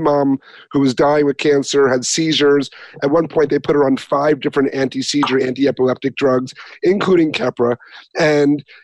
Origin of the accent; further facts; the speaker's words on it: Northeast, United States; I'm from the Northeast